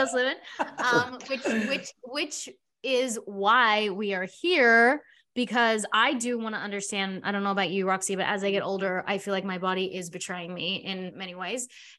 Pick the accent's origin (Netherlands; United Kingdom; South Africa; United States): South Africa; now in Australia; my parents, we immigrated from South Africa, came to Australia. My dad had to start over and he had to like build a future.